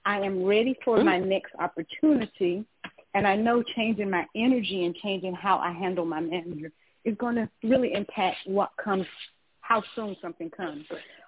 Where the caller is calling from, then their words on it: Georgia, United States; I'm calling from Georgia.